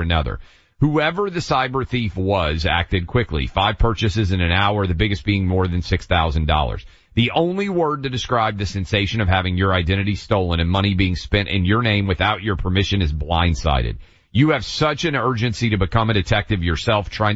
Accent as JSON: {"language": "English", "region": "the South", "country": "United States", "tie": "born or raised there", "said": "Jews around where I grew up in the South"}